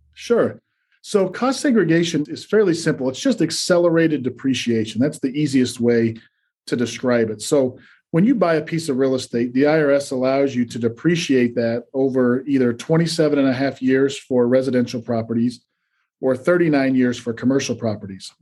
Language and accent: English; Salt Lake City, Utah, United States; moved away as an adult; also born or lived in New York; I grew up in Salt Lake City, Utah.